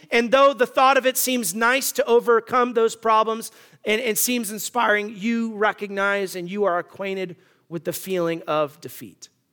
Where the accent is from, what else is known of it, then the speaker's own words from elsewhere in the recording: Arizona, United States; moved away; I'm from Arizona